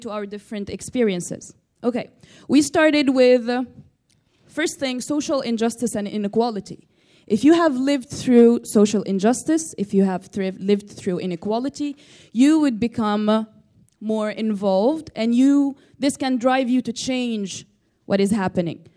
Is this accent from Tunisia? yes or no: yes; Tunisia; from Tunisia